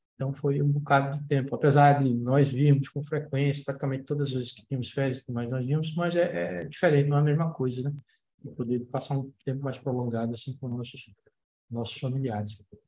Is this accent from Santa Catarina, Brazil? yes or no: no; Maceió, Alagoas, Brazil; moved away as an adult; quando comecei a estudar, quando saí de Maceió